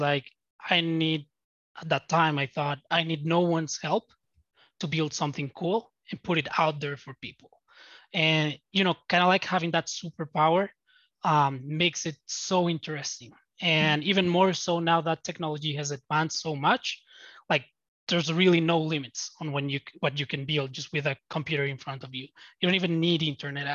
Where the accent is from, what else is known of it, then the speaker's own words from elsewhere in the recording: Bogota, Colombia; I'm from Latin America. I'm from Bogota, Colombia.